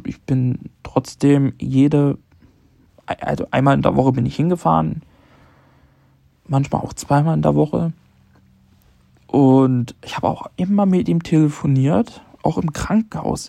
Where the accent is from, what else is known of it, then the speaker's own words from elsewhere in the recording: Leipzig, Saxony, Germany; moved away; Ich bin ähm, in meiner Heimat, ich bin in Leipzig